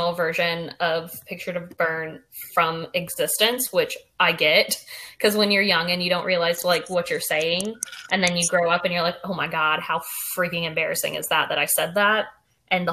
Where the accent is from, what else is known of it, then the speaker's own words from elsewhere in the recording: South Carolina, United States; growing up in South Carolina.